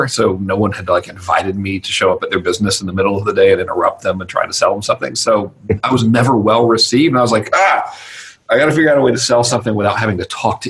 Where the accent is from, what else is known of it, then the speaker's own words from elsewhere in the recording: Georgia, United States; in normal redneck terminology, I'm from Georgia